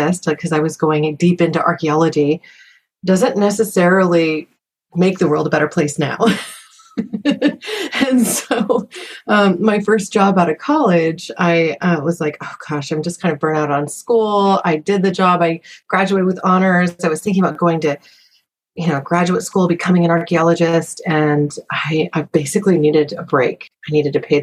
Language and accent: English; Southern Oregon, United States; moved away; also born or lived in Silicon Valley; I was a little hippie kid growing up in Southern Oregon that came to Silicon Valley